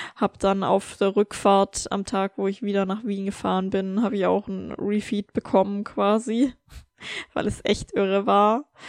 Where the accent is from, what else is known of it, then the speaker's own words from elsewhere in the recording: Germany; moved away; in meine Heimat zu fahren in Deutschland